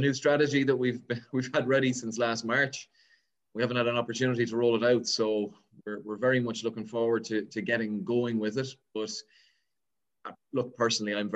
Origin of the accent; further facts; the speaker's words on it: Birr, Leinster, Ireland; moved away as an adult; now in Connacht, Ireland; I'm originally from Birr in Offaly. So, contrary to what a lot of people think, I'm actually from Leinster. But I've been living in Connacht now for the last kind of 20, 21 years. I started off playing in Birr.